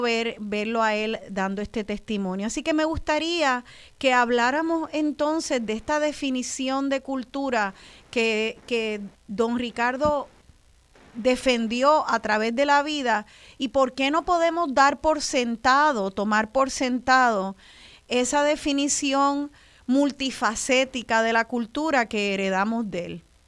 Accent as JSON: {"language": "Spanish", "country": "Puerto Rico"}